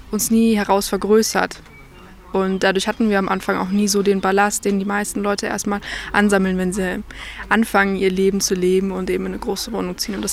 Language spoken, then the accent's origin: German; Munich, Bavaria, Germany; moved away as an adult; now in Fichtelgebirge, Germany; Wir kommen aus München, das ist man gewohnt, klein zu wohnen.